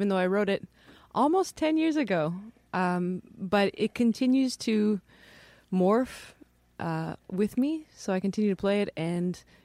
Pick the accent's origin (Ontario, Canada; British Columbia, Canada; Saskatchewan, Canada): British Columbia, Canada; Chilliwack; now in New York, United States; Chilliwack, British Columbia. Right. Born and raised.